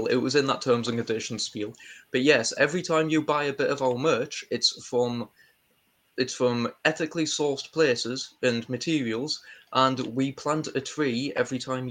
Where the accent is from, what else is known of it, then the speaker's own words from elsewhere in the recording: United Kingdom; I'm British